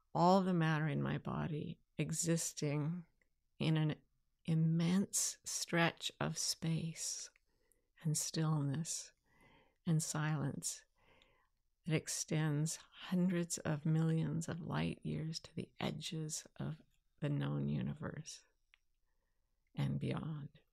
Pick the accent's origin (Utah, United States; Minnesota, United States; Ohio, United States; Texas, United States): Utah, United States; This is what I grew up with in Utah